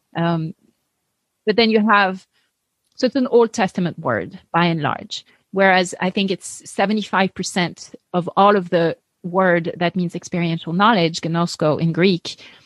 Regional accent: France; English is a second language; moved away as an adult; also born or lived in Paris, France; now in United States; I grew up atheist in France

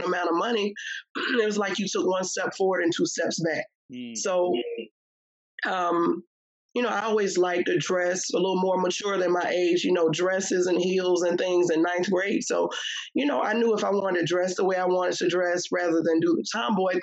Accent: Richmond, Virginia, United States; I grew up in Southside Richmond, Virginia, VA all day

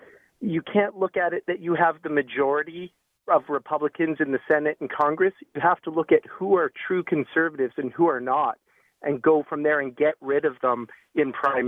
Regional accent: Canada; as a Canadian

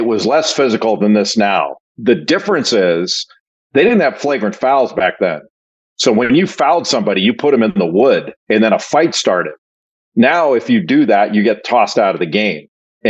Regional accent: Los Angeles, California, United States; I grew up in Los Angeles. And when John Wooden retired, I was probably in sixth grade and he was 65 years old.

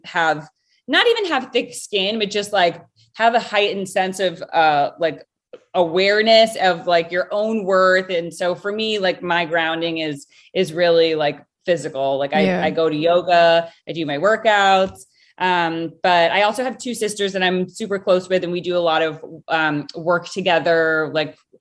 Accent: Rhode Island, United States; moved away; originally I am from Rhode Island.

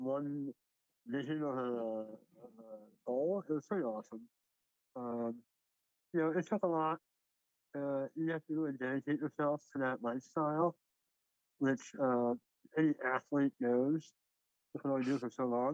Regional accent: Philadelphia, Pennsylvania, United States; I'm from Philadelphia

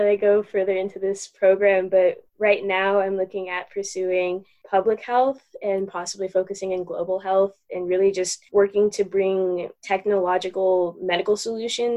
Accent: Aurora, Colorado, United States; I grew up in Aurora, Colorado.

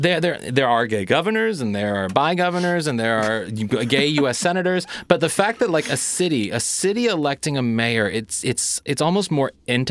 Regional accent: Kirkwood, Missouri, United States; my small hometown, Kirkwood, Missouri

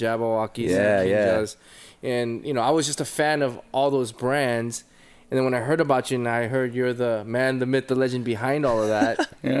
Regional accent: Fullerton, California, United States; I'm originally from Orange County, California. Okay. I grew up in Fullerton.

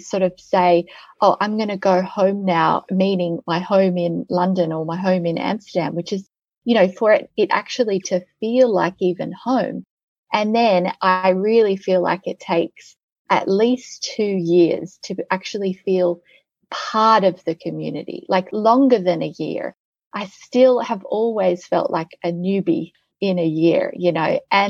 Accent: Australia; now in Netherlands; I can never truly be Dutch. I'm too Australian.

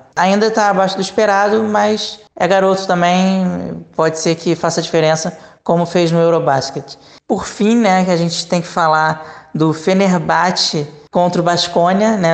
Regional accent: Brazil; moved away; como brasileiro

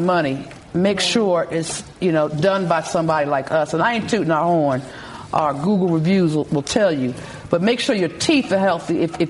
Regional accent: Philadelphia, Pennsylvania, United States; I'm getting old. I'm an OG from West Philly.

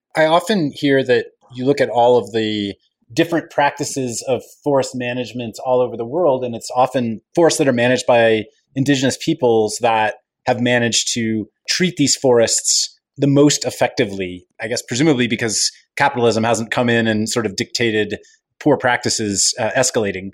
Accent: California, United States; As a Californian and resident of the Western United States

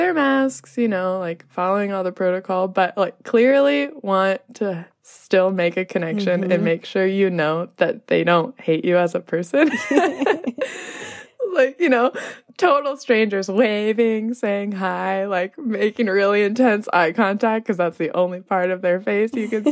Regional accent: Los Angeles, California, United States; moved away as an adult; also born or lived in Nepal; I arrived in LA, where I am from

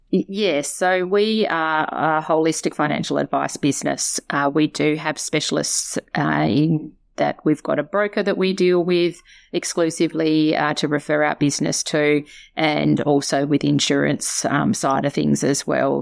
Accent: Tasmania, Australia; moved away as an adult; also born or lived in Melbourne; I'm a girl from Tassie. Uh, grew up there

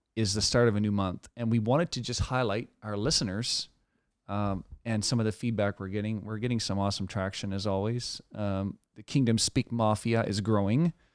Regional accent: Canada; as a Canadian

